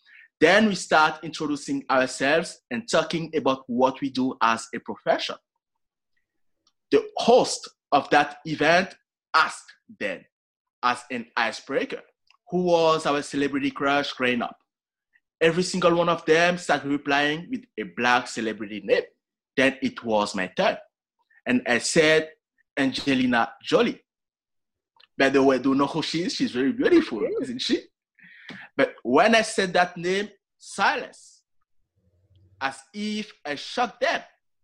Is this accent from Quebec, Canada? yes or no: yes; Montreal, Quebec, Canada; And I'm from Montreal. If you have ever been to Canada in the first place during the winter, you know how cold it is.